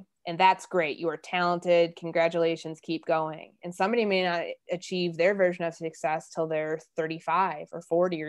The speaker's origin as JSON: {"language": "English", "region": "Midwest", "country": "United States", "said": "I'm from the Midwest. Like, I had no idea what it was like in the Deep South"}